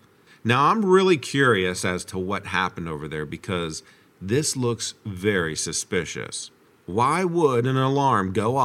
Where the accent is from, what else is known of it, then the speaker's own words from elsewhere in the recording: Washington, Pennsylvania, United States; I saw in one of your comments that you're from Pittsburgh. I'm from Washington, PA, so pretty close.